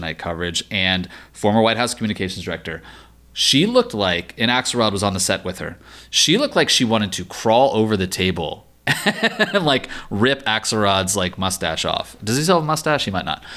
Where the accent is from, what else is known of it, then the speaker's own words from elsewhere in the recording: Virginia, United States; my home state of Virginia